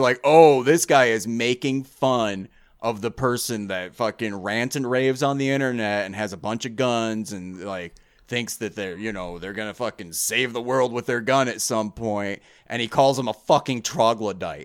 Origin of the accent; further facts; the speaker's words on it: United States; I'm American.